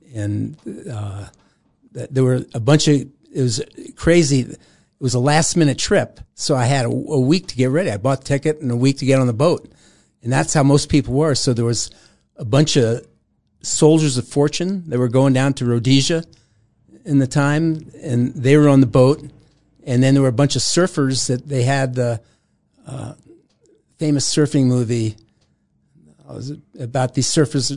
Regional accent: New York City, New York, United States; was born in Brooklyn, New York

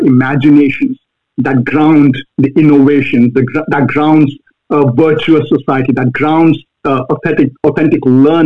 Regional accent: Bhopal, Madhya Pradesh, India; moved away as an adult; now in United States; I grew up in India, central India, a city called Bhopal.

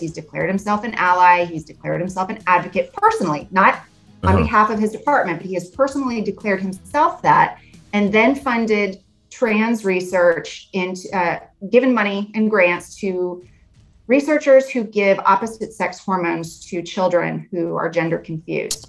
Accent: Arizona, United States; I grew up in Arizona

